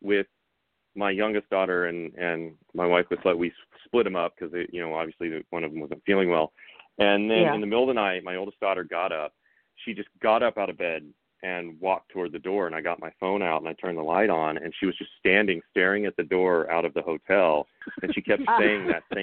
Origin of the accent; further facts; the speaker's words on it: Coffeyville, Kansas, United States; my hometown in Kansas